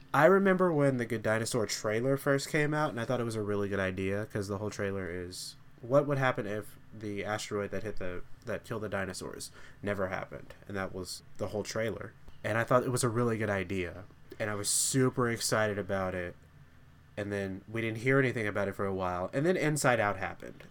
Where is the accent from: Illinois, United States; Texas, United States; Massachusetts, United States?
Texas, United States; three of us grew up in Texas.